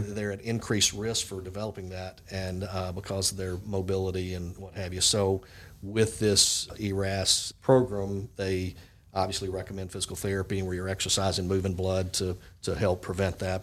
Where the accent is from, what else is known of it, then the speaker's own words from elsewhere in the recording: Jackson, Mississippi, United States; I'm uh, originally from Jackson, Mississippi.